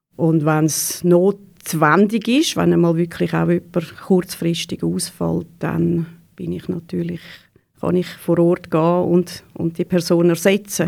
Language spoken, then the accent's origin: German; Neftenbach, Zurich, Switzerland; ich bin äh, in Neftenbach aufgewachsen, wirklich äh, 100 Meter von der Body weg